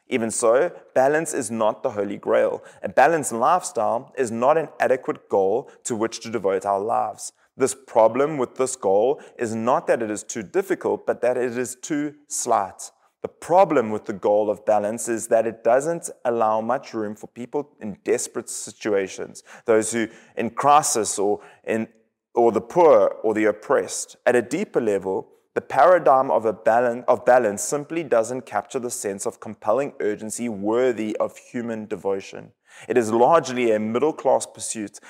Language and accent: English; KwaZulu-Natal, South Africa; now in United States; I am from South Africa. And in my hometown on the east coast of South Africa